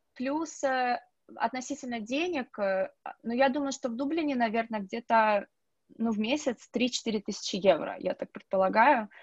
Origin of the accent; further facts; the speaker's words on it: Russia; moved away as an adult; now in Dublin, Ireland; я одна из России